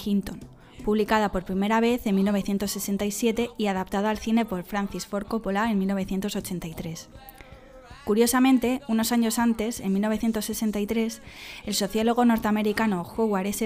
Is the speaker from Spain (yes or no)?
yes; Dénia, Valencian Community, Spain; born or raised there